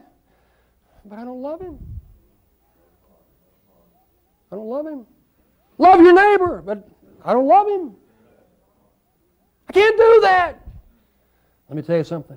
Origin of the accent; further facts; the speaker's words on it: the South, United States; I grew up in the South